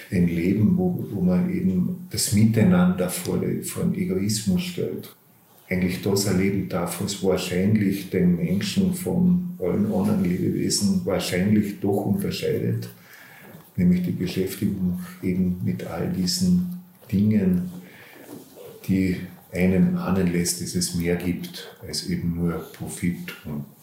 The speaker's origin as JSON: {"language": "German", "town": "Bleiburg", "region": "Carinthia", "country": "Austria", "tie": "born or raised there", "said": "Also ich bin aufgewachsen in Bleiburg, habe dann in Graz angefangen, Philosophie und Kunstgeschichte zu studieren."}